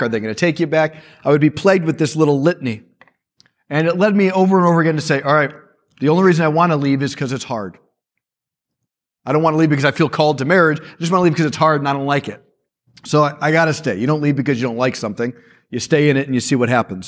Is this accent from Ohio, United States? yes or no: no; Chicago, Illinois, United States; I was born in Chicago